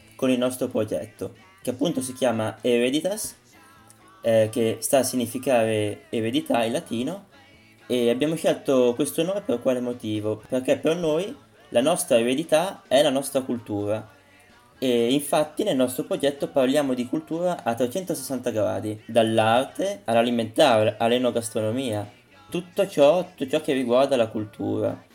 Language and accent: Italian; Parma, Emilia-Romagna, Italy; io sono di Parma, si sente penso.